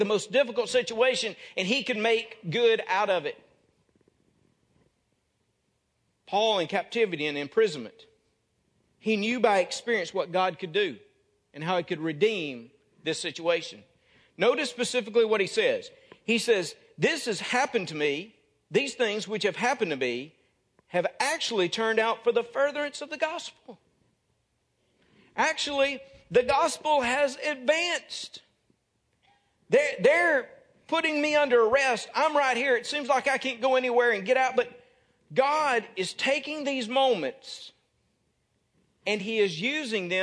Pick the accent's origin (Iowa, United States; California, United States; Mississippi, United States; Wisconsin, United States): Mississippi, United States; North; moved away; I came from Birmingham Ridge Baptist Church in North Mississippi